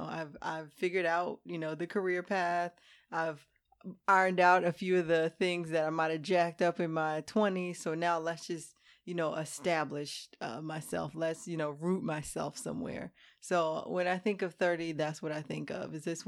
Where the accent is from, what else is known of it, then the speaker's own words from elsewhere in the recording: Hampton, Virginia, United States; moved away; Hampton, Virginia.